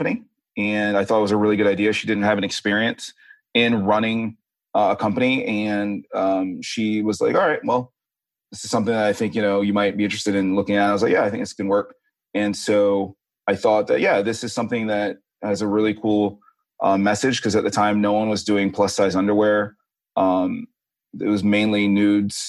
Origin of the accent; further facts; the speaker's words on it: Tallahassee, Florida, United States; moved away as an adult; also born or lived in New York City / Philadelphia; now in California, United States; I grew up in Northern Florida in Tallahassee and have lived now in California for the last 7 years